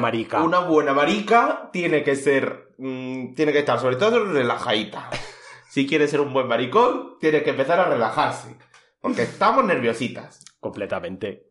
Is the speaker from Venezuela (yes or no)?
no; Madrid, Community of Madrid, Spain; soy de Madrid